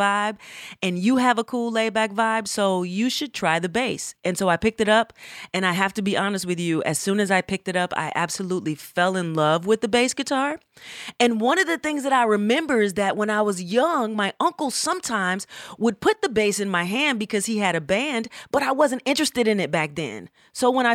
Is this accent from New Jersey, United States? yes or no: no; Atlanta, Georgia, United States; also born or lived in Berkeley, California; I am from Atlanta, Georgia